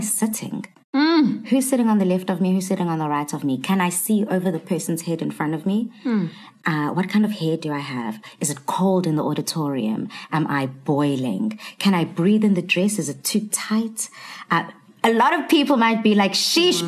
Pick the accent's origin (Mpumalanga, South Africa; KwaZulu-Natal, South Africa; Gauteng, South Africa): KwaZulu-Natal, South Africa; Durban; born and bred in Durban